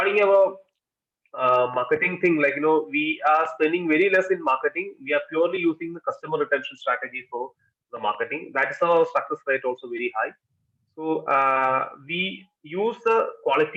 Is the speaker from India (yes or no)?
yes; Kerala, India; we are basically from Kerala